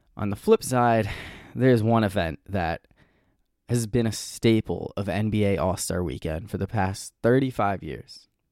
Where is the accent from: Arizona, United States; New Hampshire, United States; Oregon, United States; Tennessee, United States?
New Hampshire, United States; moved away; growing up in New Hampshire, uh, we always had President's Day off school